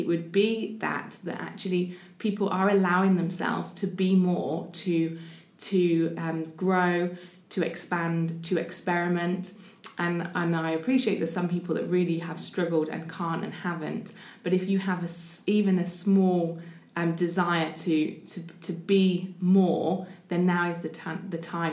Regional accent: the north of England, United Kingdom; accent: northern; moved away as an adult; also born or lived in London; now in Portsmouth, United Kingdom; I'm not from here originally. I'm not sure if you can hear my accent. I am a northerner

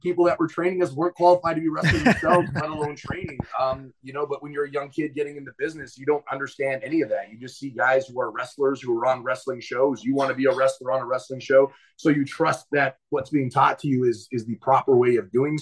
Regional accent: Winnipeg, Manitoba, Canada; I was from Winnipeg

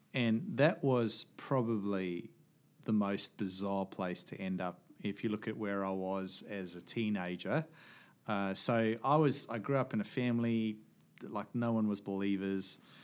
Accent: Johannesburg, Gauteng, South Africa; moved away; also born or lived in small coastal place; we moved away from Johannesburg

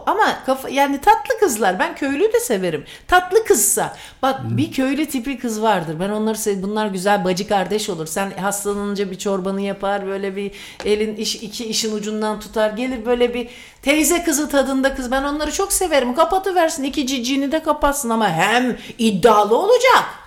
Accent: Sivas Province, Turkey; ben Sivaslıyım

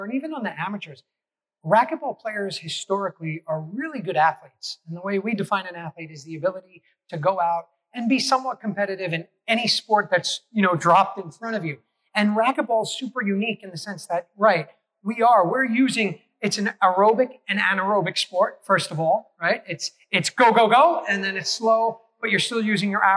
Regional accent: New York City, New York, United States; I grew up in New York City

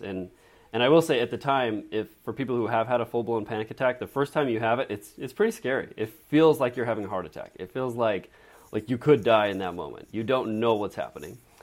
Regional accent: Draper, Utah, United States; I grew up in Draper, Utah

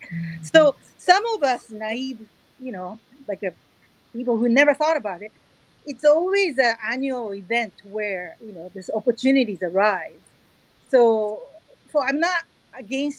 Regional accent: Tokyo, Japan; now in San Francisco, United States; I grew up in Tokyo

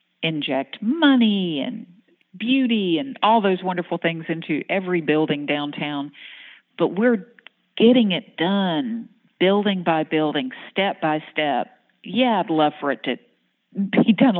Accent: North Florida, United States; moved away as an adult; also born or lived in Pensacola, Florida; now in Shreveport, United States; I'm originally from North Florida. So I'm a beach gal

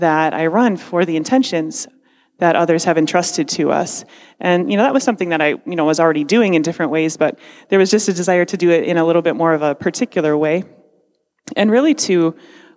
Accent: Parma, Ohio, United States; I'm from Parma

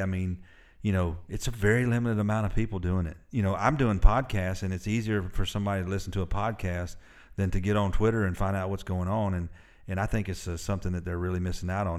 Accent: Murfreesboro, Tennessee, United States; also born or lived in Alabama; I spent the majority of my life in Middle Tennessee

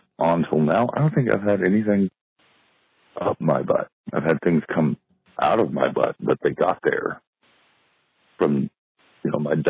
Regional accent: the South, United States; I'm from the South.

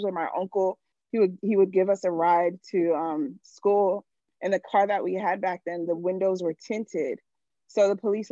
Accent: United States; also born or lived in Nigeria; My family obviously is from Nigeria. I was born in America.

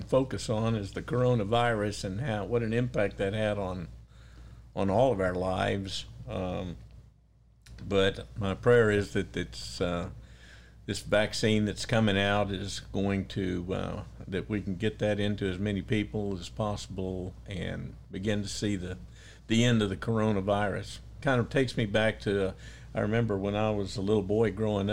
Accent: San Antonio, Texas, United States; moved away as an adult; also born or lived in Beeville, Texas; now in Rio Grande Valley, United States; As a kid growing up in San Antonio

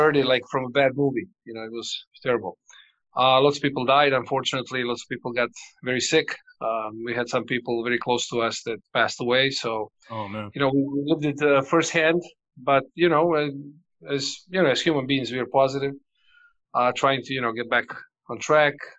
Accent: Montenegro; also born or lived in Croatia / Hawaii, United States / Denver, United States / Belgium; now in Bilbao, Spain; I was born in Yugoslavia and moved to Montenegro when I was 5 years old, 6 years old

